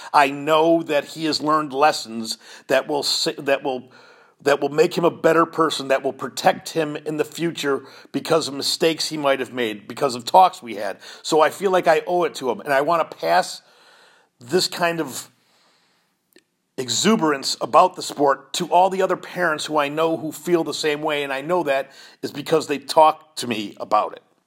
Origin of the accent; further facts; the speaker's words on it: Chicago, Illinois, United States; now in Indiana, United States; I'm originally from Chicago